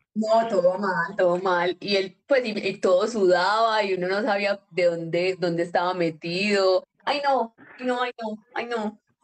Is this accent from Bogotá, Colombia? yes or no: no; Yarumal, Antioquia, Colombia; nosotros somos de Yarumal